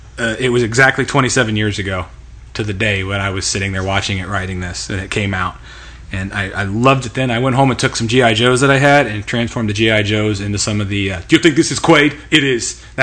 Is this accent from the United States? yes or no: yes; United States; I'm an American.